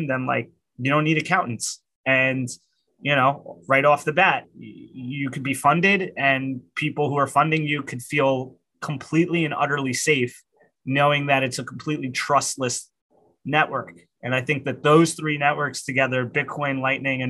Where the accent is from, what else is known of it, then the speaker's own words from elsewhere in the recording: New York, United States; I'm a New Yorker